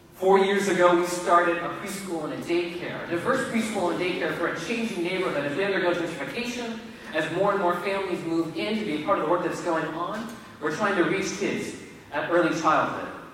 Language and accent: English; Richmond, Virginia, United States; also born or lived in Florida / Haiti; I moved back to my hometown of Richmond, Virginia